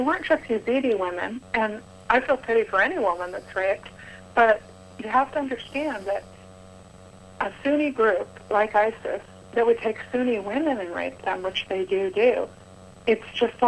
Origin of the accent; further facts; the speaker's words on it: United States; I'm an American Christian woman